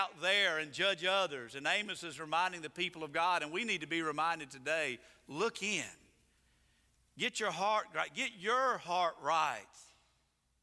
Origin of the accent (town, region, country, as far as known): United States